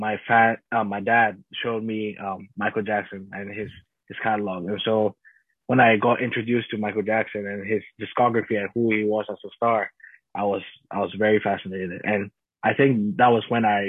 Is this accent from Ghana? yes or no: yes; Ghana; I grew up in Ghana. I'm a Ghanaian man